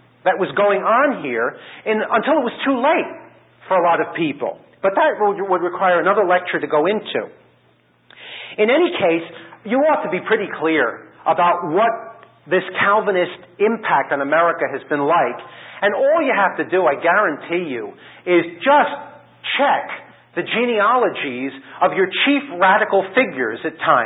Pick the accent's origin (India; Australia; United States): United States; I'm an American